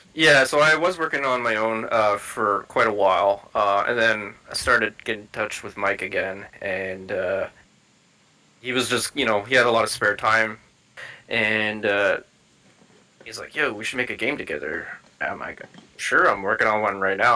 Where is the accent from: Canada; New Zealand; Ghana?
Canada; I'm from Canada.